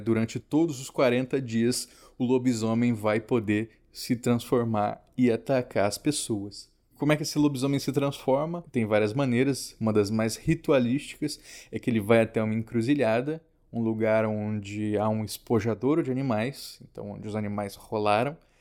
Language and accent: Portuguese; Mato Grosso do Sul, Brazil; Em Mato Grosso do Sul, a minha terra, era muito comum a gente substituir por sopa paraguaia ou chipaguaçu.